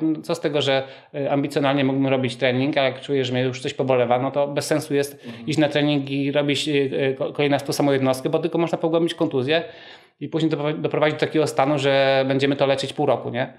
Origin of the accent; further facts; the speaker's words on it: Rzeszów, Subcarpathian Voivodeship, Poland; Jestem rodowitym y, Rzeszowianinem